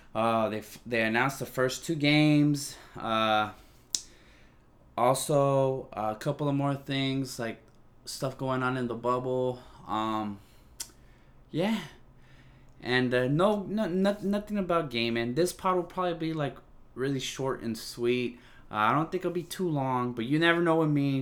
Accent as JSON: {"language": "English", "region": "California", "country": "United States", "said": "I'm from California"}